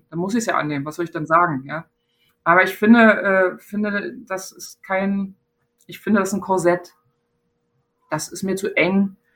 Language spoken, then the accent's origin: German; East Germany, Germany; ich bin in der DDR geboren, klar. Ja, äh, und bin da sozialisiert und geprägt